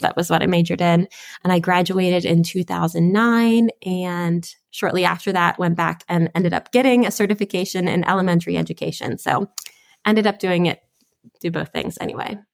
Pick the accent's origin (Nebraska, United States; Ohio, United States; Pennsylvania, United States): Pennsylvania, United States; Spring Grove; I am from, uh, Spring Grove, Pennsylvania. So that is South Central Pennsylvania